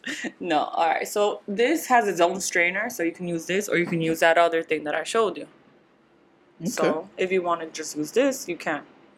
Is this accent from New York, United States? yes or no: yes; New York, United States; As a New Yorker, when I went to school here.